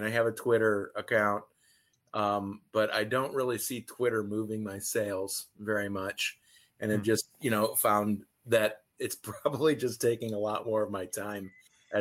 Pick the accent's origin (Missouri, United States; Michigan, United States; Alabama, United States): Michigan, United States; Detroit; I'm from the Detroit area